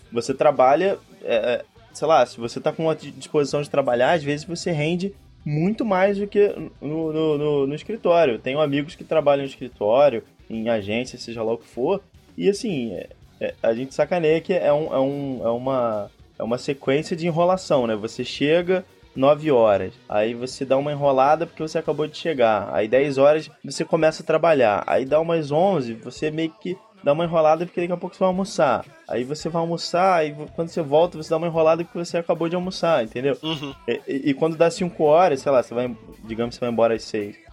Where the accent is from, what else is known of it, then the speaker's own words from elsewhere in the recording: Rio de Janeiro, Brazil; also born or lived in São Paulo; eu e a Luísa, nós somos do, do, do Rio de Janeiro